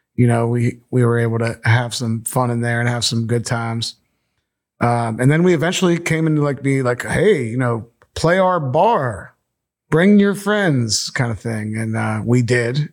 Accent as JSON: {"language": "English", "town": "Bethel Park", "region": "Pennsylvania", "country": "United States", "tie": "born or raised there", "also_born_or_lived": "Monongahela, Pennsylvania", "said": "I grew up in Monongahela, um, Bethel Park till I was ten, then my parents split up, and then I went to where my mom grew up in Monongahela, and I graduated from Ringgold"}